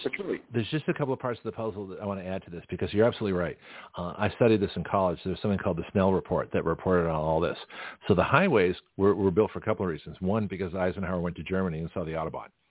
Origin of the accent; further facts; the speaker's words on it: Toronto, Ontario, Canada; moved away; also born or lived in San Francisco; from Toronto, my hometown